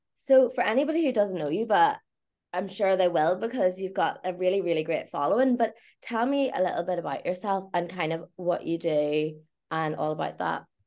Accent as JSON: {"language": "English", "area": "County Tyrone", "region": "Northern Ireland", "country": "United Kingdom", "said": "I'm not from Belfast, like from a rural place"}